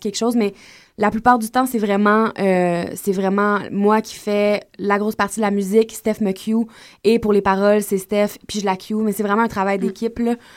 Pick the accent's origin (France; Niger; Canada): Canada; Gaspésie, Quebec; moved away; quand on était jeunes, en Gaspésie encore, on a commencé à faire des spectacles ensemble.